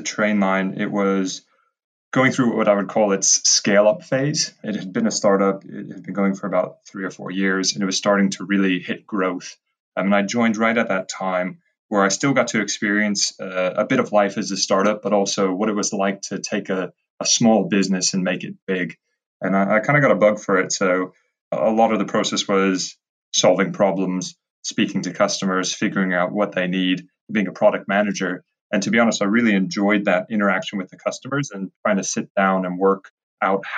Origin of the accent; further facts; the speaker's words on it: United States; moved away as an adult; also born or lived in Edinburgh / Cambridge; being American